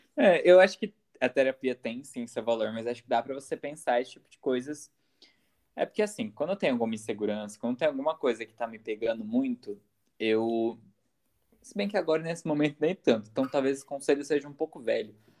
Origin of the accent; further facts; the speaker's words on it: a city near São Paulo, Brazil; não sou de São Paulo, São Paulo. Eu sou é. de uma cidade perto